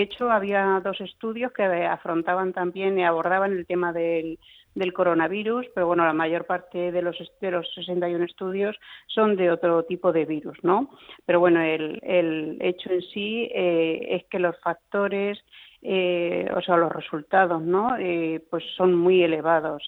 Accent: Spain

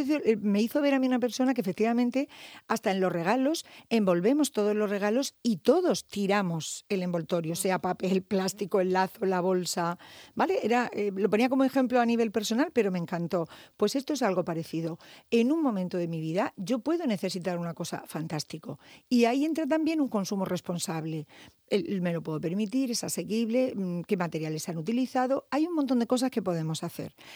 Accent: Murcia, Region of Murcia, Spain; Yo soy muy local, ya sabéis que me encanta Murcia, yo siempre digo que soy psicóloga de Murcia, mi gente es de Murcia

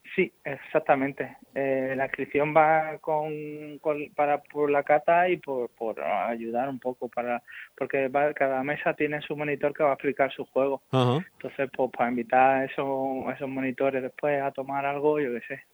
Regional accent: Spain; como los españoles

